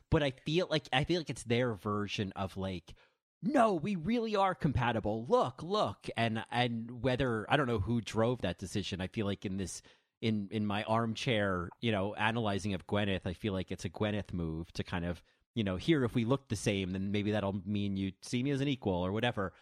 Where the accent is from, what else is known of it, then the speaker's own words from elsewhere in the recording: New Jersey, United States; from New Jersey